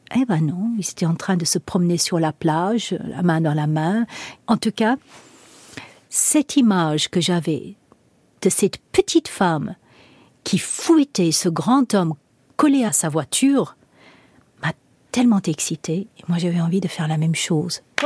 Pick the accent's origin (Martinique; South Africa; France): South Africa; moved away; j'ai grandi en Afrique du Sud